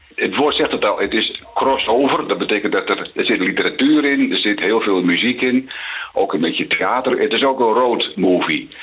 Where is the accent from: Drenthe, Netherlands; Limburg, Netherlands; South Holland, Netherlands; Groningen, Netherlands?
Drenthe, Netherlands; moved away; also born or lived in Randstad; Ik ben in Drenthe opgegroeid.